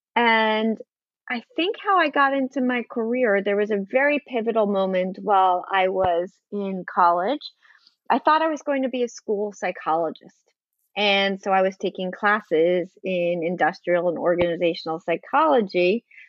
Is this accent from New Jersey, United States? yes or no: yes; New Jersey, United States; moved away; also born or lived in New York City; I grew up in New Jersey, but I've spent more time in New York City um, than I have in New Jersey